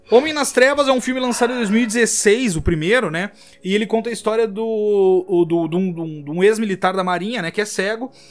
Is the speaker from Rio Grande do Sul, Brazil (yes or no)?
yes; São Pedro do Sul, Rio Grande do Sul, Brazil; moved away as an adult; São Pedro do Sul é na cidade que a gente nasceu no Rio Grande do Sul